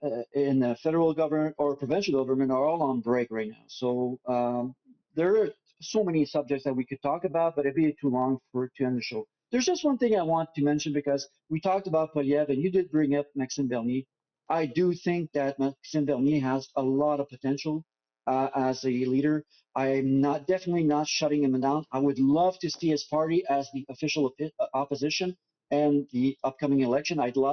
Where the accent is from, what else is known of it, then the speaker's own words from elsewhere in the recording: Canada; I promise you, as a Canadian, I will be on him.